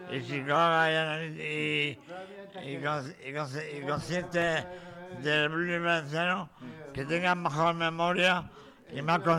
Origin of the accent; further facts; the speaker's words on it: San José de la Vega, Region of Murcia, Spain; Saludo a mi pueblo San José de la Vega